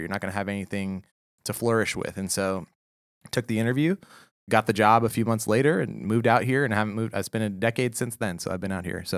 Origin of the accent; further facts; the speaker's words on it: Houston, Texas, United States; I'm from Houston, Texas.